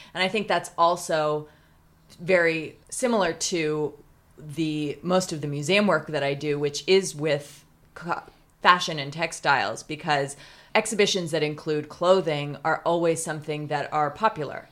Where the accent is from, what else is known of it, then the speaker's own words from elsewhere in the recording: Pasadena, California, United States; I loved growing up in Pasadena.